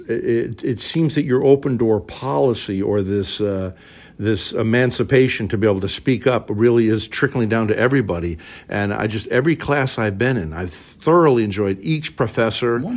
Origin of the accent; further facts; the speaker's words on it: Charlotte, North Carolina, United States; moved away; I'm from Charlotte, North Carolina. Charlotte, North Carolina.